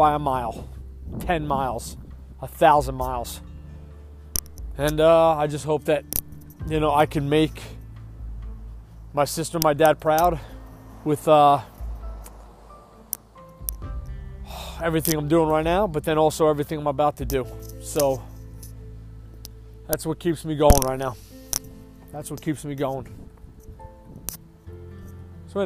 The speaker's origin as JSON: {"language": "English", "area": "Long Island", "region": "New York", "country": "United States", "tie": "born or raised there", "moved": "yes", "said": "born and raised on Long Island, which I was"}